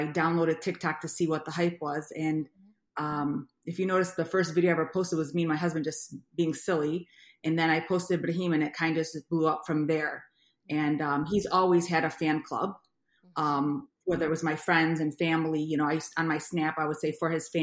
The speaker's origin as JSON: {"language": "English", "region": "Ohio", "country": "United States", "tie": "born or raised there", "also_born_or_lived": "Brooklyn, New York", "moved": "as an adult", "lives_now": "Michigan, United States", "said": "I was born in Brooklyn, New York, but I grew up in Ohio, and I've been in Michigan now for about 24 years since I got married"}